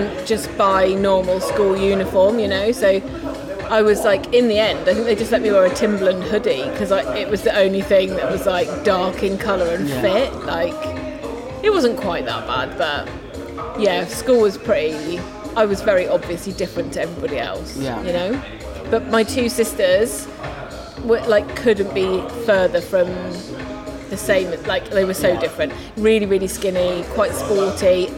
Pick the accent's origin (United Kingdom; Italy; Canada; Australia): United Kingdom; Cambridge, East of England; I grew up in Cambridge